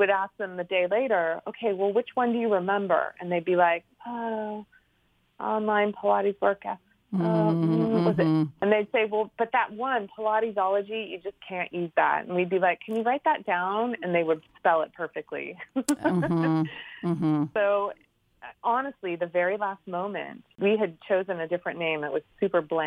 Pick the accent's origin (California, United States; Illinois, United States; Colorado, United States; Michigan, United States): California, United States; moved away as an adult; also born or lived in New York; I'm from California originally and had moved to the East Coast